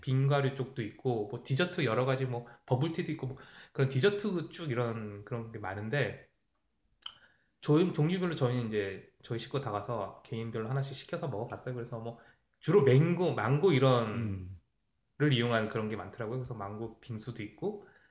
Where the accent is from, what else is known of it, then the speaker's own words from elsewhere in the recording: South Korea; now in Canada; 제가 한국 사람에서